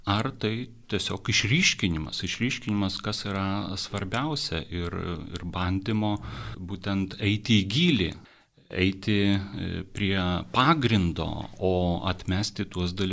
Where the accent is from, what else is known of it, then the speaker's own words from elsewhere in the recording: Lithuania; mes, lietuviai, esam katalikai, na, tas e, kultūriškai tarsi įrašyta į, e, į mūsų e, vydų.